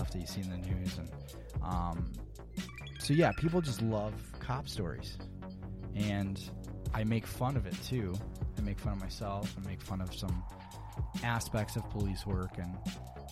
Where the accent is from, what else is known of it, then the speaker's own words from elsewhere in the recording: Chicago, Illinois, United States; moved away as an adult; also born or lived in Arizona; now in Phoenix, United States; So I'm originally from Chicago and grew up there.